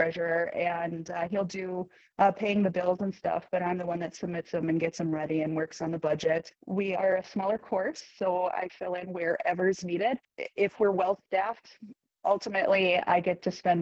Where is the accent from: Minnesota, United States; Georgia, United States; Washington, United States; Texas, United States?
Minnesota, United States; Benson; also born or lived in Pennsylvania / Colorado; Benson, Minnesota is my hometown. This is the home course that I grew up on